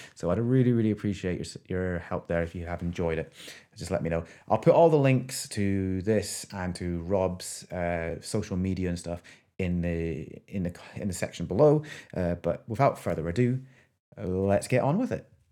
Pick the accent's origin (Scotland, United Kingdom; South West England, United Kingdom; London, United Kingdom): Scotland, United Kingdom; I'm Scottish Filipino